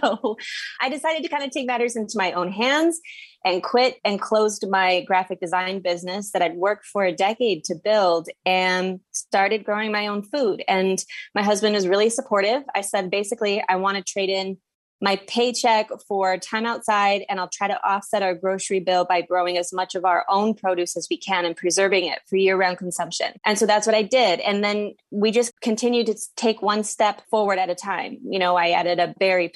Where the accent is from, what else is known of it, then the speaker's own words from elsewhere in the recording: Midwest, United States; moved away as an adult; also born or lived in central New Jersey; now in New Jersey, United States; I currently live on a 6-acre farm in central New Jersey, and I'm from the Midwest